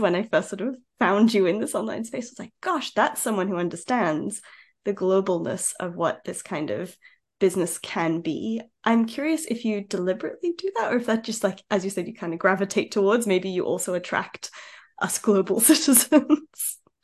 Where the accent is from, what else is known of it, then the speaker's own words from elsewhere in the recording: Australia; moved away; I'm I'm Aussie originally